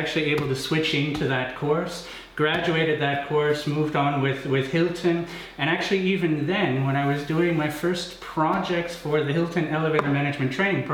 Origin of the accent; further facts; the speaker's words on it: Canada; now in Cologne, Germany; the part of Canada where I'm from